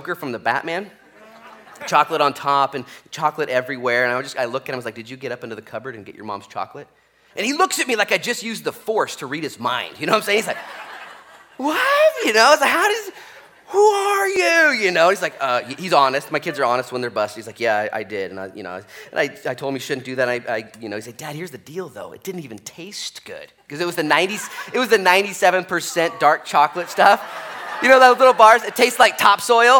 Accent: Newport, Oregon, United States; We grew up here in Newport, and we were 16

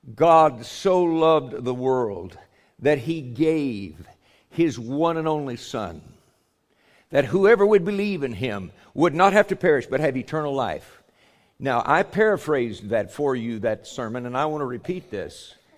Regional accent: United States; we're Americans. I'm an American

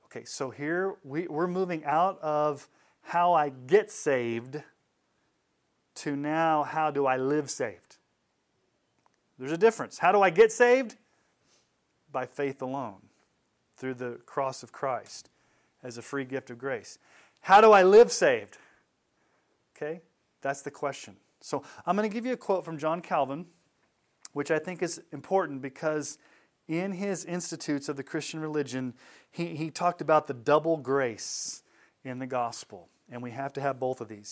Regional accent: Texas, United States; When I was a kid growing up in Texas

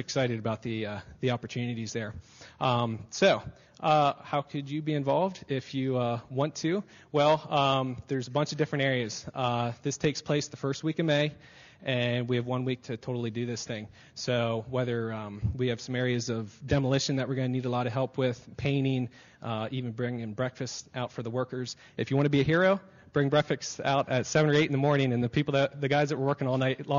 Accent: Harrisburg, Pennsylvania, United States; we grew up in the Harrisburg area

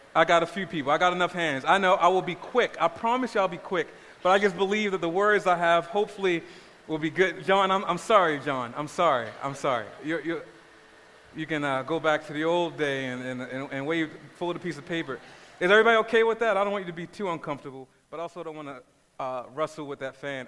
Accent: Baltimore, Maryland, United States; I grew up in South Baltimore. I grew up in a place called Cherry It's a pretty rough neighborhood.

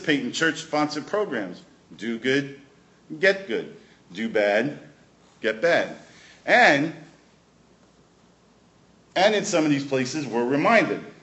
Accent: New York City, New York, United States; now in Prince Edward Island, Canada; I grew up in Brooklyn

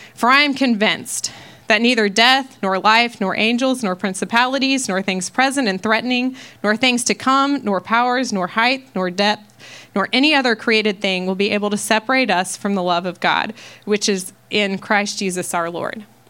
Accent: Ohio, United States; moved away as an adult; now in Texas, United States; I'm from Ohio. Um, I've lived there um, most of my life until I moved to Texas

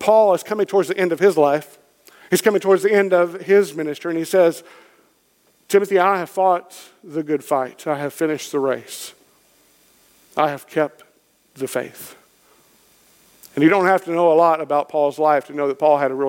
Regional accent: Kentucky, United States; I'm from Kentucky. It's in my blood

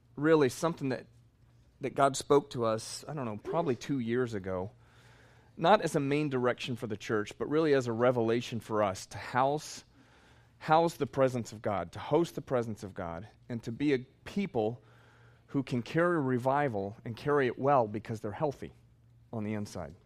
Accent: Texas, United States; I'm from Texas

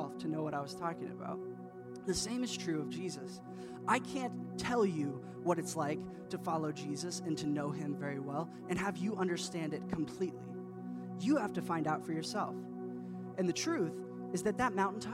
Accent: Indiana, United States; I grew up in Indiana, which is the Midwest

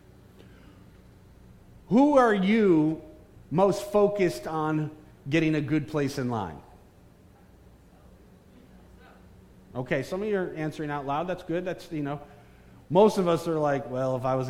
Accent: Bridgeport, Connecticut, United States; moved away; I am a son of Connecticut in Bridgeport. I was born in Park City Hospital.

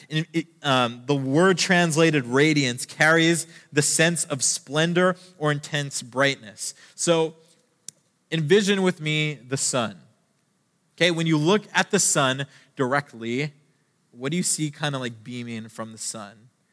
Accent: Canada; I'm Canadian

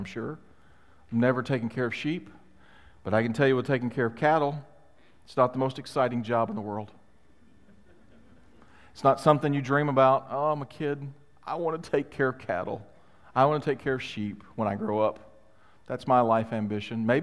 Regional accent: Mississippi, United States; also born or lived in Chicago; now in Florida, United States; I grew up in Mississippi

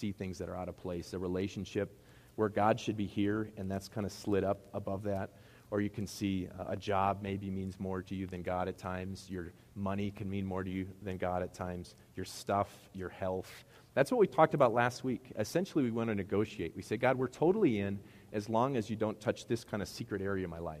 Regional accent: Midwest, United States; accent: Midwest; my Midwest accent

